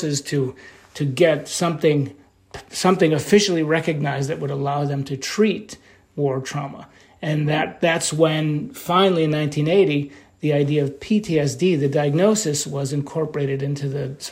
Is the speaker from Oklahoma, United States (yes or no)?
no; New York, United States; I'm from New York